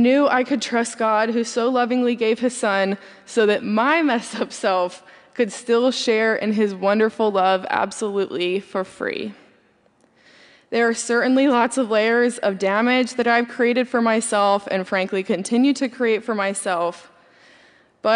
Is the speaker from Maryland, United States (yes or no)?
yes; Baltimore, Maryland, United States; moved away as an adult; also born or lived in Davidson, North Carolina; I grew up in Baltimore, Maryland